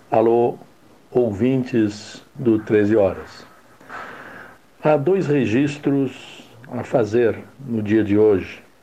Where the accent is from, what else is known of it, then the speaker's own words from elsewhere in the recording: Pelotas, Rio Grande do Sul, Brazil; lamentar como pelotense a perda de pessoa tão integrada em nosso meio